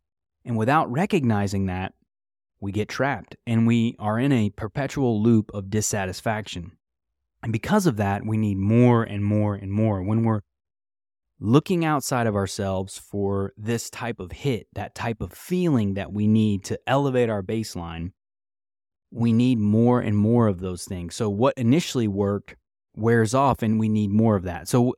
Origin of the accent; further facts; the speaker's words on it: United States; So something I think as an American citizen, we talk about the pursuit of happiness that's your right.